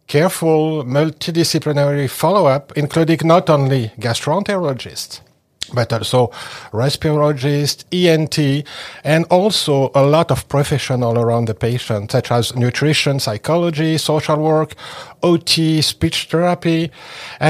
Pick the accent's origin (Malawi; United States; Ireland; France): France; moved away as an adult; also born or lived in Paris, France; now in Montreal, Canada; I was born in France and I studied medicine and was trained in pediatrics and pediatric gastroenterology in Paris. And I moved to Montreal in 2001